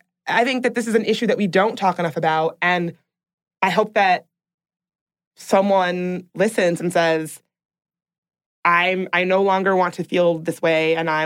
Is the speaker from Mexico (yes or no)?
yes; Reynosa, Tamaulipas, Mexico; My hometown is Reynosa, Tamaulipas.